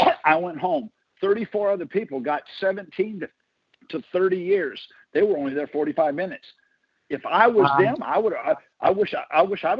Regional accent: Michigan, United States; now in Texas, United States; I'm from Michigan. I was born in Michigan

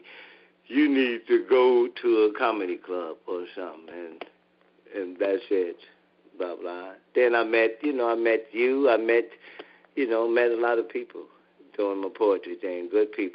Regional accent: Gary, Indiana, United States; I'm from Gary, and Gary don't have too many things

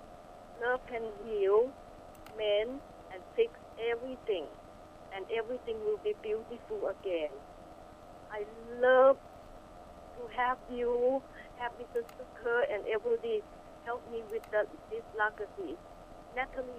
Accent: Thailand; now in Glendale, California, United States; Was born in Thailand, blossomed in the USA

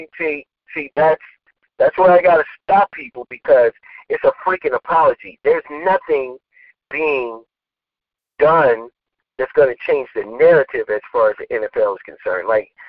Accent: United States; we as people, as African American community

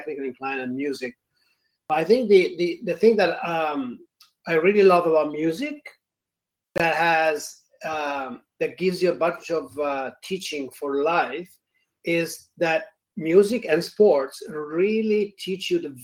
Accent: Italy; accent: Italian; moved away; I'm not just faking the accent, I'm actually from Italy.

